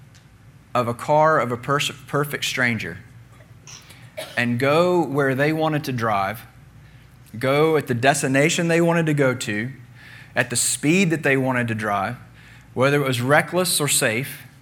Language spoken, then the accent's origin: English; United States; moved away as an adult; also born or lived in New Zealand; as an American